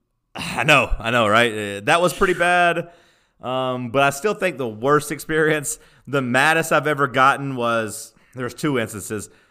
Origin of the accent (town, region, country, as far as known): Tennessee, United States; born or raised there